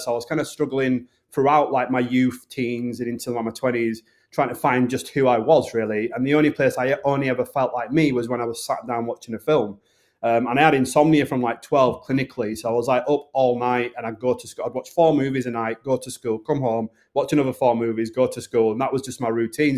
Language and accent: English; the north of England, United Kingdom; accent: Northern; my accent, which is a Northern accent.